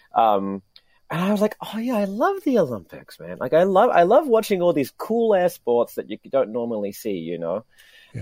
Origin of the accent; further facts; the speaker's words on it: New Zealand; now in Tokyo, Japan; I was doing a, a, a, report for Radio New Zealand uh, uh, back in my home country